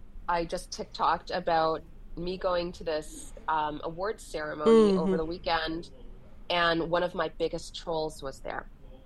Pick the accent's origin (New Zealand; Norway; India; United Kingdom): United Kingdom; England; born there; And the fact that I was born in England, so I have a bit of that inflection.